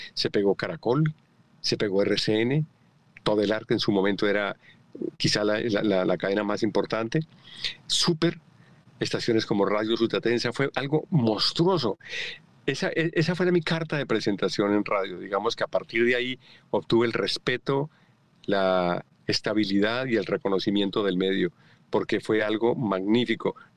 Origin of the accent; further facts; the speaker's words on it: Colombia; moved away as an adult; antes de irme de Colombia